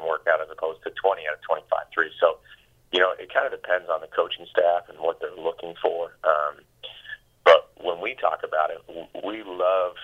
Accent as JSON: {"language": "English", "region": "West Coast", "country": "United States", "tie": "born or raised there", "moved": "yes", "said": "I grew up on the West Coast"}